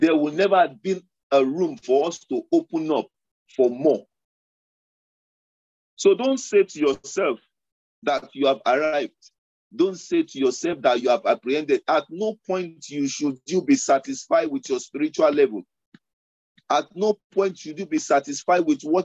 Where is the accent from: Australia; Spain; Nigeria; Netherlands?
Nigeria; Lagos; moved away; the background I was coming from Lagos